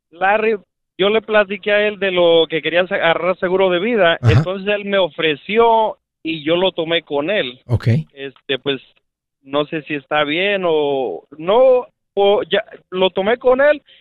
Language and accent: Spanish; Mexico; moved away; yo soy de México